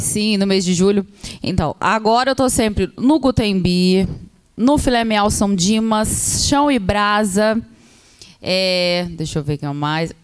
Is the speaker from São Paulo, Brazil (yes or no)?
no; Volta Redonda, Rio de Janeiro, Brazil; moved away as an adult; also born or lived in Minas Gerais (family); now in São José dos Campos, Brazil; Eu nasci em Volta Redonda